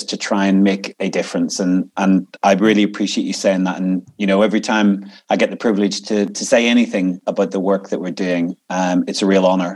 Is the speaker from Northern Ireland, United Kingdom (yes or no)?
yes; Inch, Northern Ireland, United Kingdom; moved away as an adult; now in United States; I come from Northern Ireland. And the place I grew up is a little place called Inch, and it's in South Down